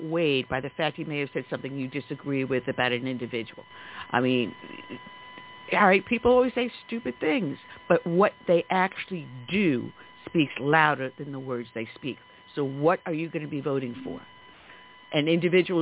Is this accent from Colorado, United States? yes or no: no; New York, United States; accent: New York; you can tell from my dialect, I'm a native New Yorker. So I grew up, or actually, I grew up with Trump in New York State